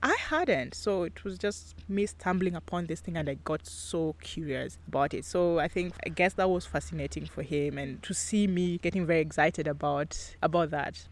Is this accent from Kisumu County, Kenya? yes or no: yes; Kisumu, Kisumu County, Kenya; also born or lived in Nyeri; I'm from Kisumu and I grew up, I've basically grown up in Kisumu. I was not born here, but um, I was born in Nyeri